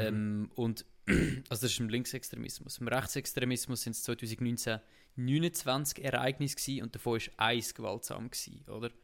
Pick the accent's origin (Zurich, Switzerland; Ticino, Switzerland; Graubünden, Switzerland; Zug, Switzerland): Zug, Switzerland; wir sind im gleichen Kanton ja aufgewachsen